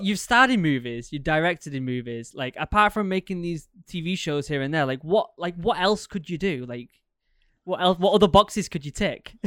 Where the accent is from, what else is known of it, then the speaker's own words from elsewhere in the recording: England, United Kingdom; now in Maine, United States; growing up in England